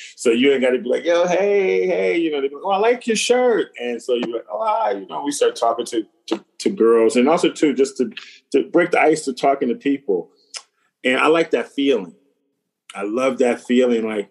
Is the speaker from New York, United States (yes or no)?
yes; Buffalo, New York, United States; where I'm from in Buffalo, New York, there's always a corner store